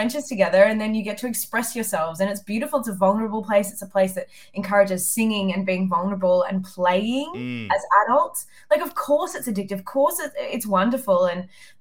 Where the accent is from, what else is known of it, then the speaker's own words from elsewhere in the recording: Wagga Wagga, New South Wales, Australia; I grew up in Wagga Wagga